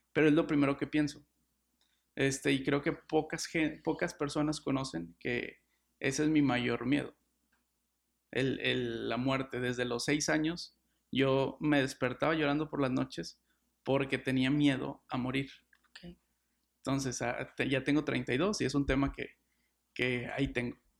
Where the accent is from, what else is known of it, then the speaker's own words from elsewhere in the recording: Monterrey, Nuevo León, Mexico; soy regio y soy abogado